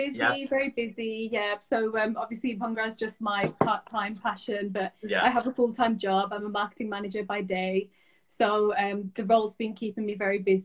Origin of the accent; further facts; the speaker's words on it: Lahore, Punjab, Pakistan; born there; whereas I'm not born in Birmingham, I'm born in Lahore.